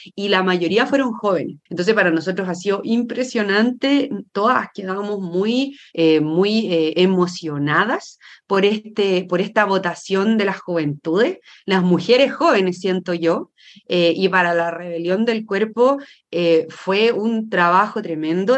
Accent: San Antonio, Valparaíso, Chile; now in Santiago, Chile; yo nací, y crecí en San Antonio, un puerto pequeño, bueno, el, uno de los puertos más grandes de Chile

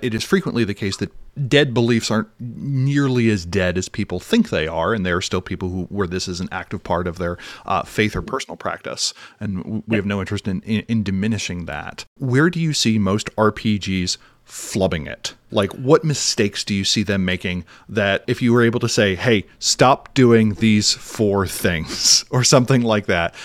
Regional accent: Philadelphia, Pennsylvania, United States; as a Philadelphian

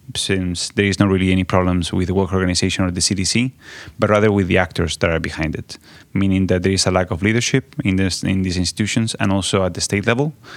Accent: Spain; I come from Spain, so I come from the context of the European Union

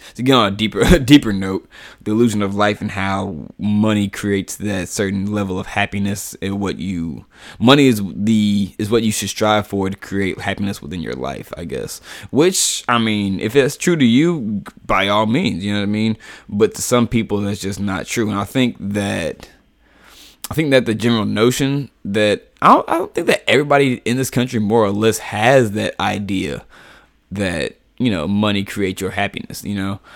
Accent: United States; I'm African-American in America, you know, like, and I've never, ever been to Africa

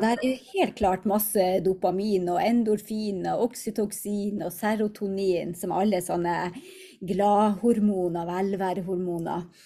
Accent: Hammerfest, Finnmark, Norway; moved away; also born or lived in Tromsø; hjemme i Hammerfest, bodde i Tromsø

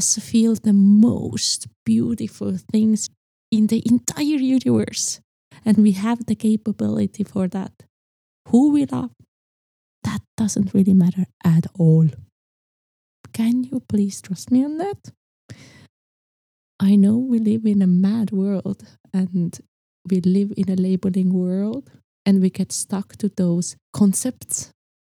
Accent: Estonia; I was born in Estonia

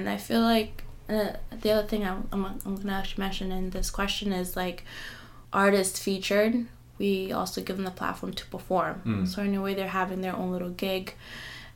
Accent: Kenya; being a Kenyan is not very common for your parents to support you if you're not a nurse or a doctor

